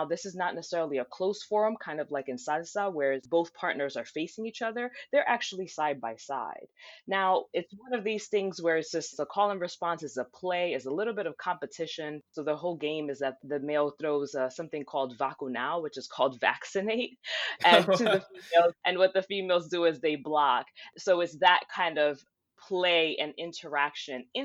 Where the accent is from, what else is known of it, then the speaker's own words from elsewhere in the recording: New Jersey, United States; I'm from New Jersey. My family came from Havana in the 70s and moved to Spain, from Spain to New Jersey. My mother, when I was born in the 80s, put me in dance class